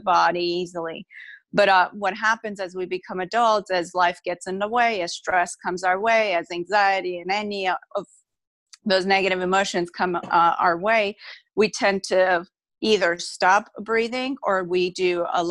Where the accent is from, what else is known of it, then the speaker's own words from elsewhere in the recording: Armenia; now in United States; I was moved from my home country, Armenia, to United States.